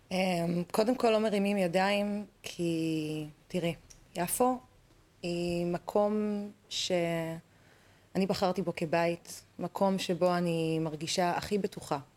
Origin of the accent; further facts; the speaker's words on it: Tel Aviv, Tel Aviv District, Israel; אני כן, ילידת תל אביב